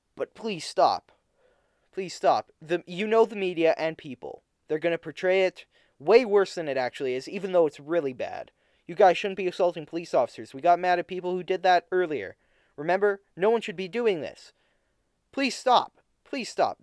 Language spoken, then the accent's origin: English; Canada; I'm Canadian, I'm not American, I'm, I'm Canadian